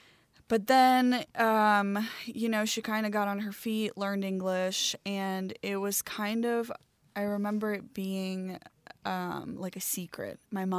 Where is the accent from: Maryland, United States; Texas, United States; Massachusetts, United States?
Maryland, United States; Baltimore; So growing up in Baltimore, Maryland, I grew up in the ghetto right outside of Baltimore City.